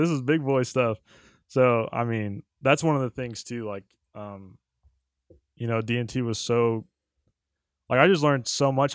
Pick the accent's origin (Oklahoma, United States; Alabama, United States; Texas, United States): Oklahoma, United States; Altus; moved away; I grew up in Southwest Oklahoma, uh, Altus, Oklahoma.